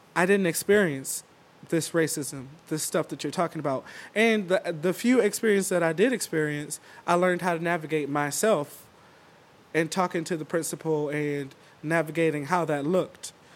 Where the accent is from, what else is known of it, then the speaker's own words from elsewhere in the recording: Albion, Michigan, United States; I was born and raised in Albion